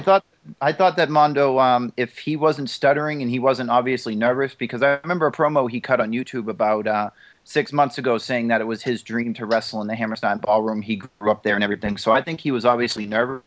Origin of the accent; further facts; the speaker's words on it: Boston, Massachusetts, United States; I am from Boston